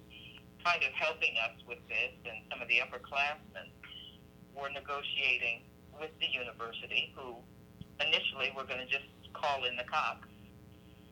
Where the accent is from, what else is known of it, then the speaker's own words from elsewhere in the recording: New York City, New York, United States; I grew up in New York City